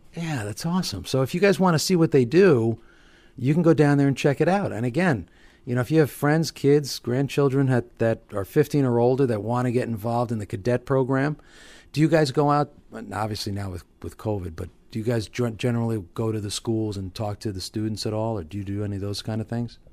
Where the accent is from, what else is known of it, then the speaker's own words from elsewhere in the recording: Hawthorne, New Jersey, United States; I grew up in Hawthorne, you know, spent my whole life here